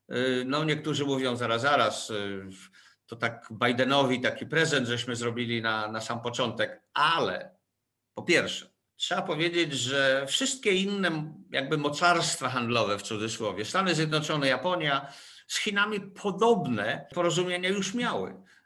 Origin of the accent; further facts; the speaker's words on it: Łódź, Łódź Voivodeship, Poland; jako łodzianin